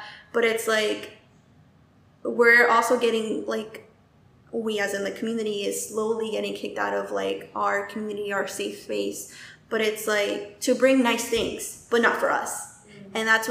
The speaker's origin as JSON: {"language": "English", "town": "Chamblee", "region": "Georgia", "country": "United States", "tie": "born or raised there", "lives_now": "Brookhaven, United States", "said": "I grew up on Chambly, but then we had to move because it was so super expensive."}